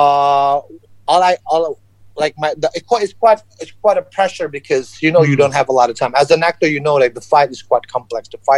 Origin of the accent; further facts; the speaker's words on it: South Sumatra, Indonesia; I'm Chinese descent, born and raised in Indonesia